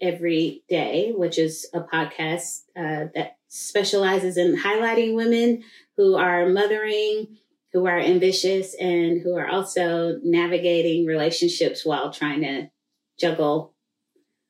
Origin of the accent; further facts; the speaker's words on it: Tulsa, Oklahoma, United States; I grew up in Greenwood, which is just in the shadow of downtown Tulsa